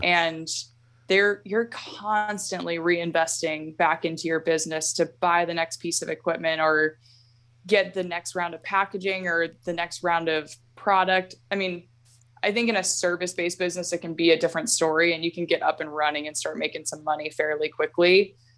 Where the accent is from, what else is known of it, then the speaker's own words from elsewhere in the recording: Alaska, United States; I was born and raised here in Alaska